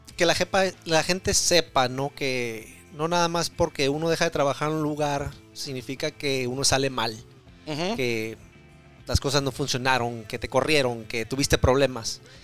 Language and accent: Spanish; Tijuana, Baja California, Mexico; now in Oregon, United States; soy de, Tijuana